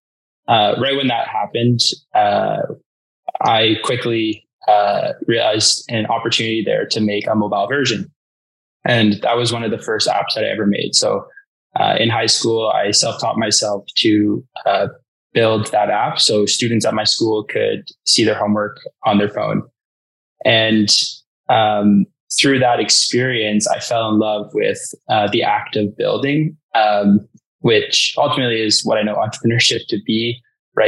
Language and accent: English; Toronto, Ontario, Canada; I grew up in Toronto